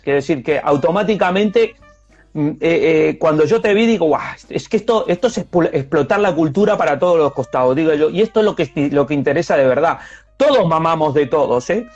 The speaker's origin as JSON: {"language": "Spanish", "country": "Uruguay", "tie": "born or raised there", "moved": "yes", "said": "nací en el Uruguay, pero yo soy, yo soy sudamericano, yo no soy uruguayo"}